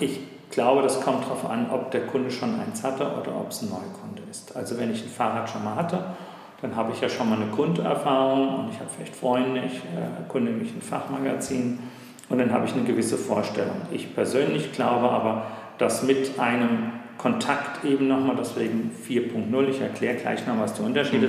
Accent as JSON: {"language": "German", "town": "Frankfurt", "region": "Hesse", "country": "Germany", "tie": "born or raised there", "also_born_or_lived": "Taunus", "said": "Ich bin gebürtiger Frankfurter, okay. bin dann quasi einmal quer durch den Taunus gezogen"}